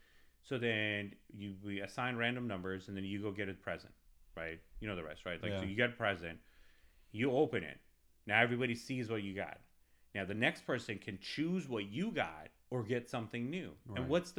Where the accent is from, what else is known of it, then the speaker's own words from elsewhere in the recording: California, United States; now in Texas, United States; I'm an ex, you know, Californian, right? Like, I came from California, I'm here now.